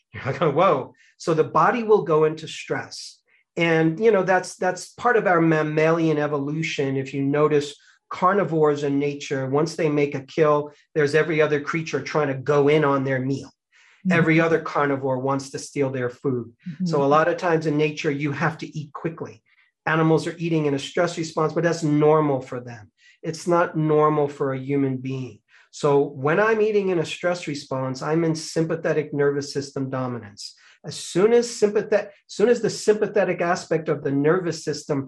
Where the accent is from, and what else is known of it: United States